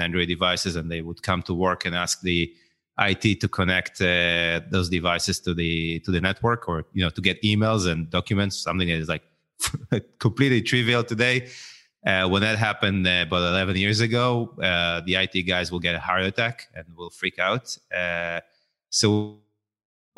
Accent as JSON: {"language": "English", "country": "Israel", "tie": "born or raised there", "said": "grew up in Israel"}